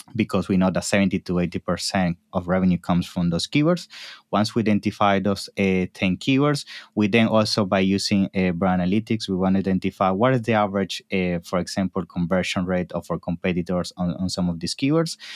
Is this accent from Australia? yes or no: no; Venezuela; moved away as an adult; also born or lived in Naples, Italy / New York, United States / Toronto, Canada; now in London, United Kingdom; Yes, I was born in Italy, in Naples, when I was around three, my family, eh, moved for business purposes to Venezuela.